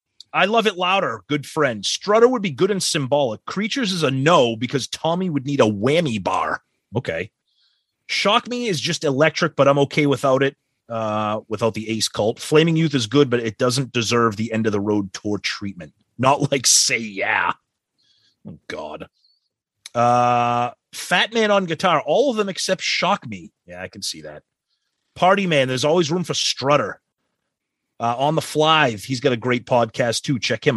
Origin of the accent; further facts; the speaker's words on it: Cheyenne, Wyoming, United States; I'm originally from Cheyenne, and I went back to see … on this tour.